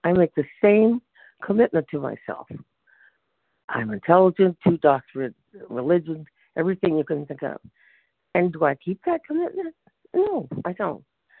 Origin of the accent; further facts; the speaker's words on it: San Francisco, California, United States; from San Francisco.